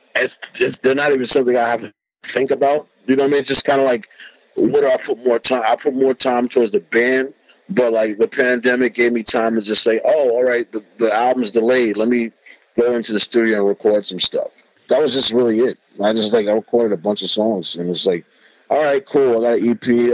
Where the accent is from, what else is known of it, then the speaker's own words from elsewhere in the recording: New York City, New York, United States; I'm from Corona, Queen